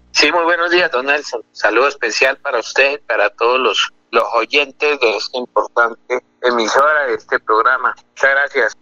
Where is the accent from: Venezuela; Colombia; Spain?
Colombia; Tona, Santander; el corregimiento de la Corcova mi tierra